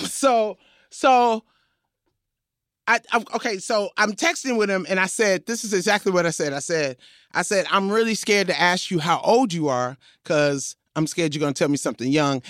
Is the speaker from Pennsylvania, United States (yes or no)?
no; New York City, New York, United States; I was from Crooklyn